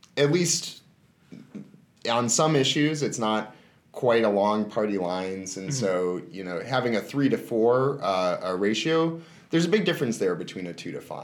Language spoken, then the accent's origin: English; Wisconsin, United States; moved away; I'm from Wisconsin originally